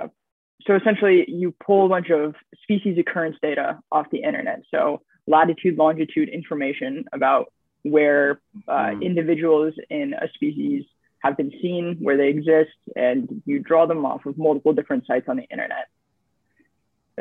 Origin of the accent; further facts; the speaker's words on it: California, United States; moved away as an adult; now in Kingston, Canada; I am a student from California. I was born and raised there